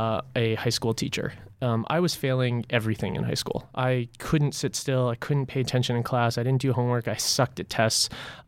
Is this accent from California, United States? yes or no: yes; Los Angeles, California, United States; I grew up in Los Angeles, but then traveled around a lot as I went from failing college to failing college to failing college.